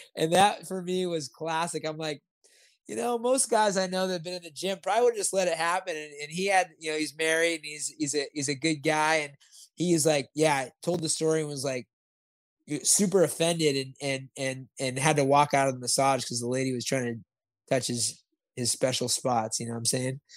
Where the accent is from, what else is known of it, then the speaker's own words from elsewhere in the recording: Santa Barbara, California, United States; I was born in Santa Barbara, so I'm a, I'm a SoCal guy also